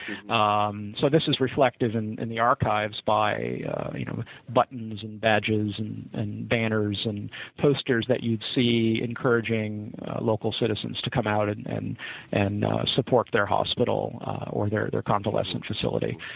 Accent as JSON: {"language": "English", "town": "Rochester", "region": "New York", "country": "United States", "tie": "born or raised there", "said": "I grew up in Rochester"}